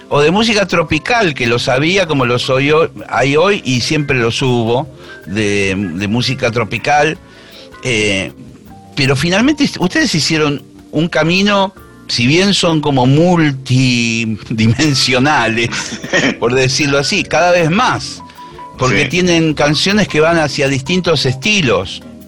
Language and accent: Spanish; Monte Grande, Buenos Aires Province, Argentina; yo nací en Monte Grande, vivo en Monte Grande en la actualidad, o sea, siempre estuve acá